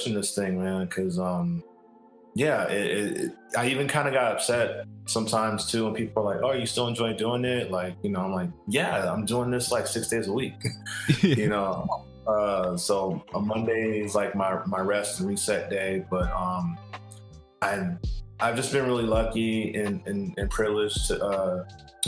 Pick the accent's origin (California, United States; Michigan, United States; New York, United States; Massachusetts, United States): California, United States; San Francisco; I'm from San Francisco